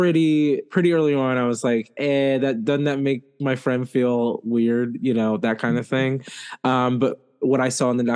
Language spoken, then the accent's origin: English; United States; as an American